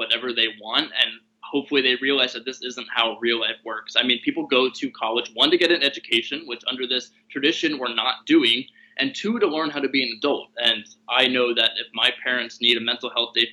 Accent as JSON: {"language": "English", "town": "Philadelphia", "region": "Pennsylvania", "country": "United States", "also_born_or_lived": "Pittsburgh", "said": "I'm from Philly"}